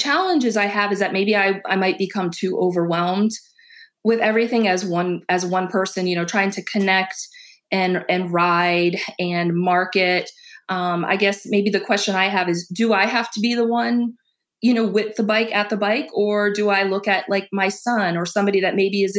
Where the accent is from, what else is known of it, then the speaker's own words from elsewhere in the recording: Massachusetts, United States; now in Ohio, United States; I'm not from Ohio originally. I'm from Massachusetts